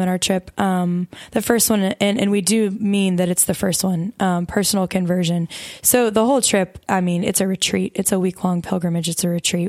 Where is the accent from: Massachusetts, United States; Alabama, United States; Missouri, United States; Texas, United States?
Alabama, United States; Mobile; moved away as an adult; now in Louisiana, United States; I'm not from Louisiana originally. I'm from Mobile, Alabama